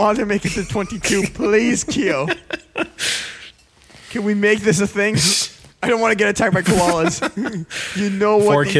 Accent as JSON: {"language": "English", "country": "Canada", "said": "I'm Canadian."}